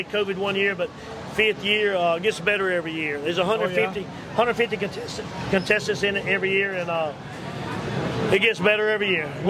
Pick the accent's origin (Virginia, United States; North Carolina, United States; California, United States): North Carolina, United States; Apex; from Apex, North Carolina.